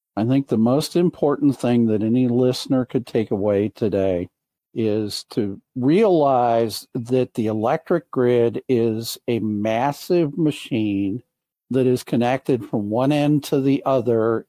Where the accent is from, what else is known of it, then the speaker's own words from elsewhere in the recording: Michigan, United States; in Michigan, my home state